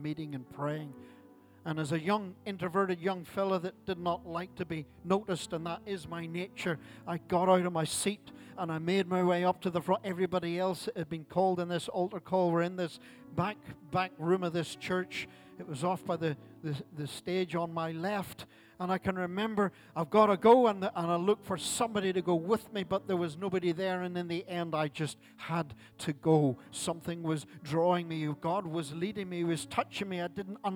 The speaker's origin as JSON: {"language": "English", "town": "Larne", "region": "Northern Ireland", "country": "United Kingdom", "tie": "born or raised there", "moved": "yes", "said": "my hometown of Larne"}